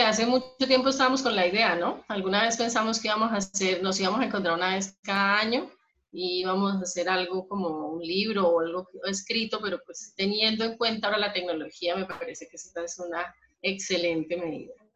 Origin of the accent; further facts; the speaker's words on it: Bogotá, Colombia; moved away as an adult; also born or lived in Bucaramanga, Colombia; soy, soy de Bogotá